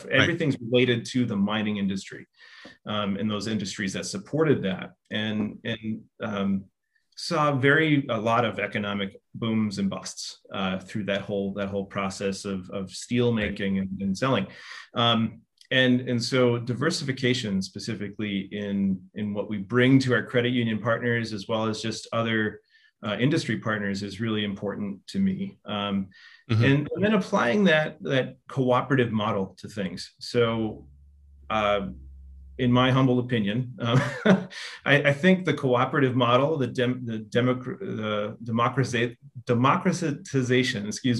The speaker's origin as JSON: {"language": "English", "region": "northern Minnesota", "country": "United States", "tie": "born or raised there", "said": "I'm originally from Minnesota, so northern Minnesota. I grew up about an hour south of Thunder Bay and Fort Francis and the Ontario border"}